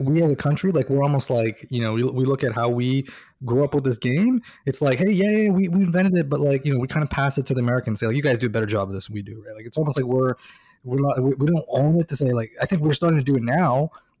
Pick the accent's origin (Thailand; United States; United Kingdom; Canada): Canada; Toronto, Ontario; we're both West Coast, even though we're born and raised in Toronto